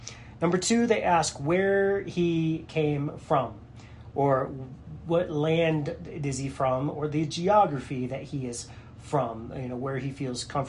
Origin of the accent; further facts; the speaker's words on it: United States; for me as an American